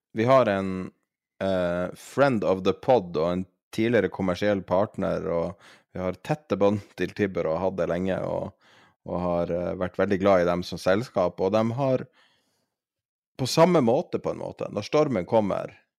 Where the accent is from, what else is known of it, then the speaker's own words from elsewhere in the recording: Norway; som nordmann